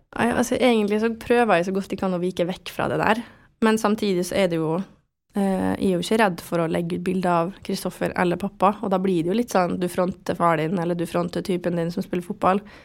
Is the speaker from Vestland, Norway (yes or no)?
no; Vestnes, Møre og Romsdal, Norway; also born or lived in France / Germany / Oslo; jeg vokste opp på Vestnes med familie og alt det her